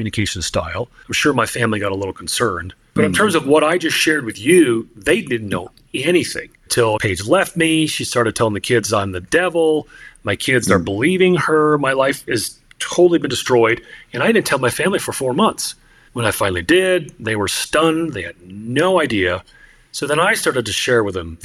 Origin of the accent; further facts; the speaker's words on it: Northern New Jersey, United States; I was born and raised in Northern New Jersey into a Christian home